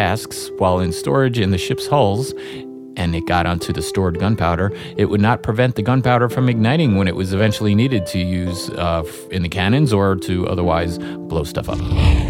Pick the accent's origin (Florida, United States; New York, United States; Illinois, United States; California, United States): New York, United States; New York City; I actually spent a lot of time growing up on Staten Island